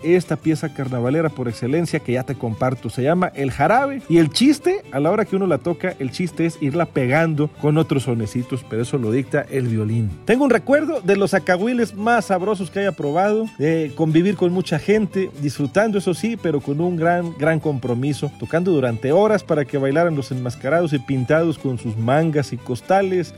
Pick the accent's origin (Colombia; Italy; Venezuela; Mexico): Mexico; Huasteca; caminos y patios de nuestra región